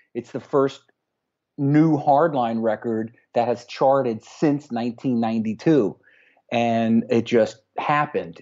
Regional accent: Connecticut, United States; here locally in my hometown here in Connecticut

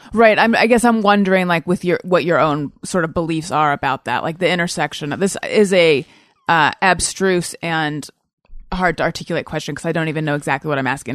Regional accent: Orange County, California, United States; also born or lived in Oakland; I was born in Oakland and we lived there for like a year and then we moved down to Orange County

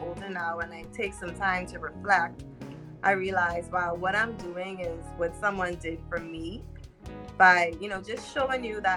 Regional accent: Bahamas; Grew up in the inner city too, in the Bahamas

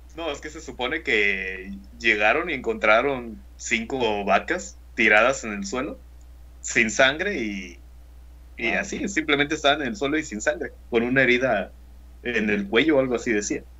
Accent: Mexico; also born or lived in Tamaulipas; Somos de México

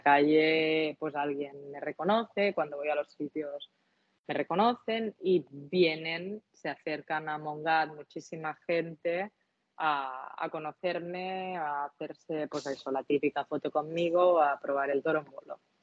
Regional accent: Catalonia, Spain; accent: Catalan; con mi acento, con mi L catalana

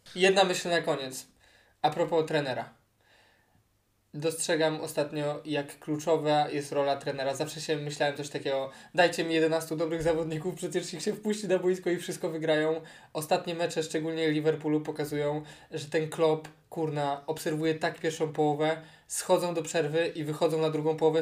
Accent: Poland

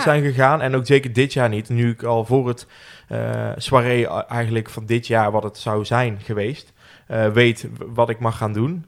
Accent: Roosendaal, North Brabant, Netherlands; Geboren en getogen in Roosendaal

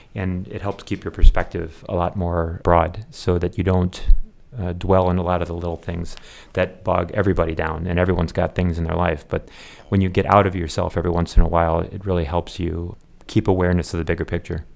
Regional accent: Chicago, Illinois, United States; I was born in Chicago area

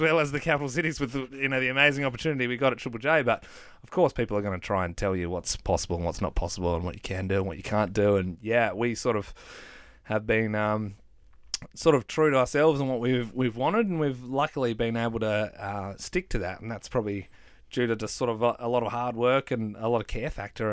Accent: Adelaide, South Australia, Australia; moved away as an adult; to move back to our hometown of Adelaide

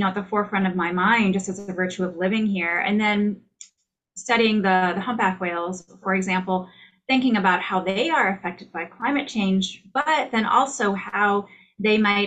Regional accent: Iowa, United States; moved away as an adult; also born or lived in Durham, North Carolina / College Station, Texas; now in Juneau, United States; I'm originally from Iowa

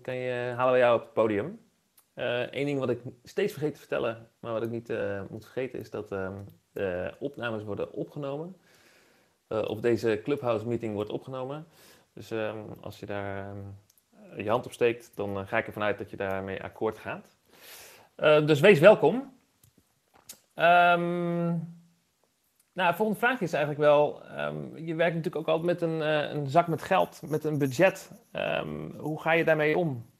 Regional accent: Leeuwarden, Friesland, Netherlands; ik ben zelf opgegroeid in Leeuwarden

